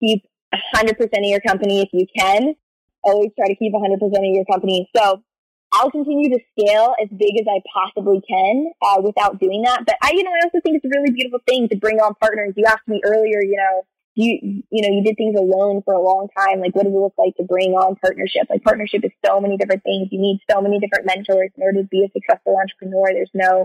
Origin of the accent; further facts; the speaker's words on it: East Coast, United States; moved away as an adult; also born or lived in San Francisco; now in New York, United States; I'm originally from the East Coast